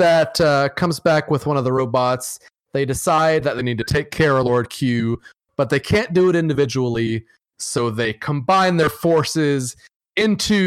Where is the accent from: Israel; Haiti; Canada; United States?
United States; the South; I'm from the South